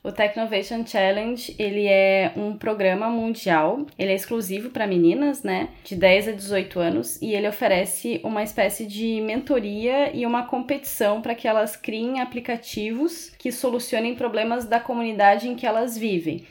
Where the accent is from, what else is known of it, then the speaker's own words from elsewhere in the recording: Rio Grande do Sul, Brazil; moved away as an adult; also born or lived in Porto Alegre; now in Florianópolis, Brazil; Eu sou do Rio Grande do Sul. Eu morei muitos anos em Porto Alegre e vim para Florianópolis